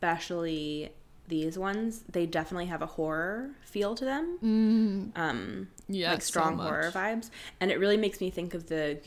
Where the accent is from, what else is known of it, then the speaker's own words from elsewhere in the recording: San Francisco, California, United States; I grew up in San Francisco and I used to swim there all the time.